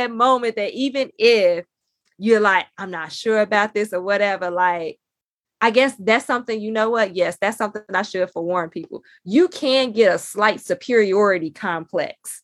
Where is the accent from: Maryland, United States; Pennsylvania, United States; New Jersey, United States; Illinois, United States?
Illinois, United States; Chicago; I'm from Chicago